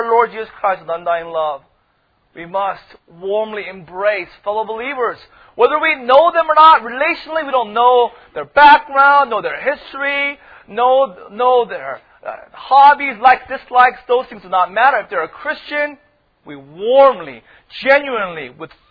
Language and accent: English; United States; they knew I was from America